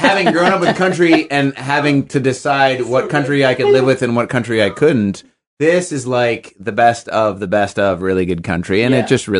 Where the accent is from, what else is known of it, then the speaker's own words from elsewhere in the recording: Grand Forks, North Dakota, United States; moved away; my hometown of Grand Forks, North Dakota, which is not in the South, but it's the country.